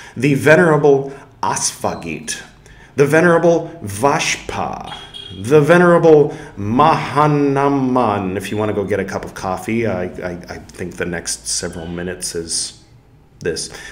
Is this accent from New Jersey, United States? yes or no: no; California, United States; I am from California